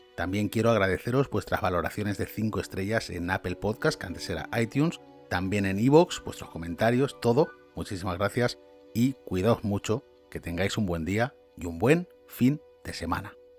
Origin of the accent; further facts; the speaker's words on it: Valencia, Valencian Community, Spain; moved away as an adult; now in Scotland, United Kingdom; yo soy de Valencia, España